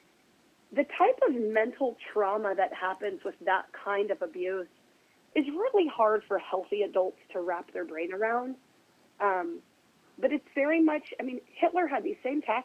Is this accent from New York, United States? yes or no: no; Oregon, United States; I'm from Oregon